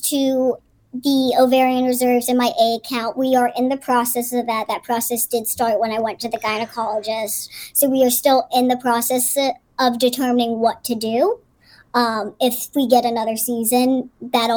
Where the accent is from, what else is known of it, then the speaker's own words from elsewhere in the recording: Pittsburgh, Pennsylvania, United States; Where I grew up in Pittsburgh